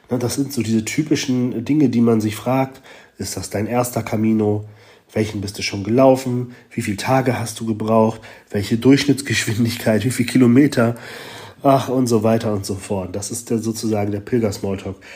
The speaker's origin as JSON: {"language": "German", "region": "Hamburg", "country": "Germany", "said": "hier in Galicien, das ist schon so ein bisschen wie bei uns in Hamburg, ne?"}